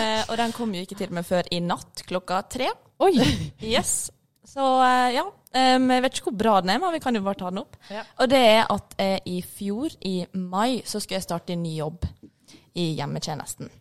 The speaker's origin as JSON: {"language": "Norwegian", "town": "Ålesund", "region": "Møre og Romsdal", "country": "Norway", "said": "Som dere hører, så er jeg fra Ålesund"}